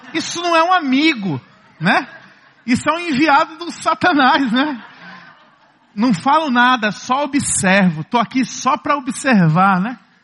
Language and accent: Portuguese; Ceará, Brazil; Como bons cearenses, como bons nordestinos